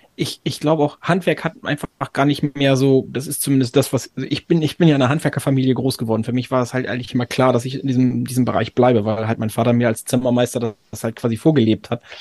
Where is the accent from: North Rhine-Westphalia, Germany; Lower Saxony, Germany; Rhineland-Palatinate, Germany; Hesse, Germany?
Lower Saxony, Germany; Oldenburg; ich habe in Oldenburg studiert. Ich komme aus Oldenburg